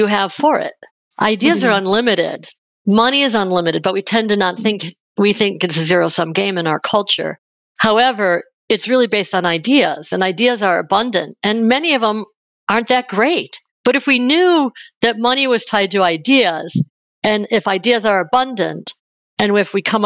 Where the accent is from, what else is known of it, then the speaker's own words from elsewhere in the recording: Buffalo, New York, United States; now in Denver, United States; I live in Denver, Colorado, but in the US, but I grew up in Buffalo, New York